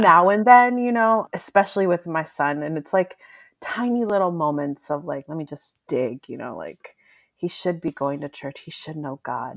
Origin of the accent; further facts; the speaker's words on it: Mexico; moved away; I was born in Mexico. My family is Mexican